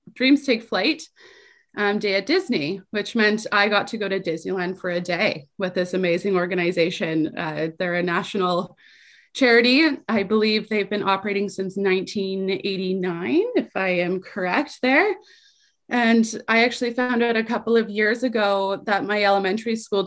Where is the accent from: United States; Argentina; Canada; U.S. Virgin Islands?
Canada; Calgary, Alberta; I grew up in poverty in Calgary, the youngest of five children